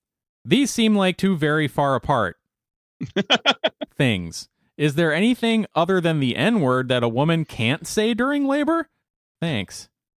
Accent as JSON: {"language": "English", "country": "United States", "said": "Well, I'm American and I speak English"}